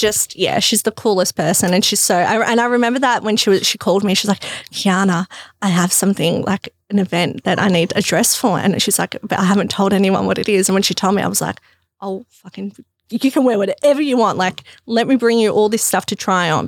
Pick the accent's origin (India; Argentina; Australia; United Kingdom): Australia; Melbourne, Victoria; also born or lived in Crete, Greece; I grew up around, yeah, Box Hill, Burwood